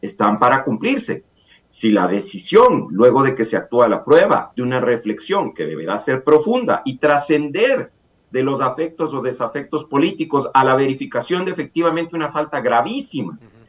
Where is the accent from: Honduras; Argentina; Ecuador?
Ecuador